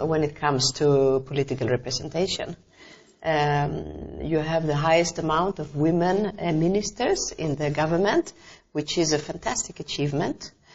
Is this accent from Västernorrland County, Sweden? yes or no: no; Stockholm, Stockholm County, Sweden; moved away as an adult; now in Albania; I was growing up in Stockholm, in Sweden, in the 70s